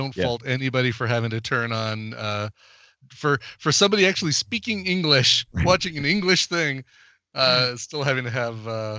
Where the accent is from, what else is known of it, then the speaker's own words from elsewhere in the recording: United States; we're American